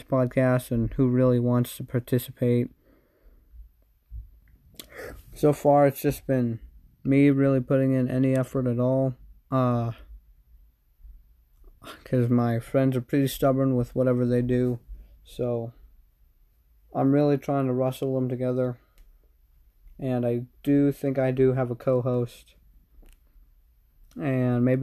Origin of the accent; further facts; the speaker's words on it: United States; I'm American